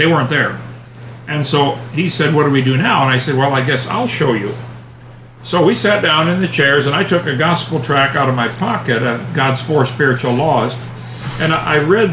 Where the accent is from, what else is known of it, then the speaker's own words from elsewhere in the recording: East Peoria, Illinois, United States; now in Lenox, United States; I was born and raised in East Peoria, Illinois